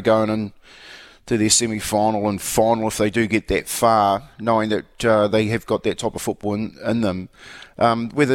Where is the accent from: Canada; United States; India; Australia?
Australia; now in New Zealand; being an Aussie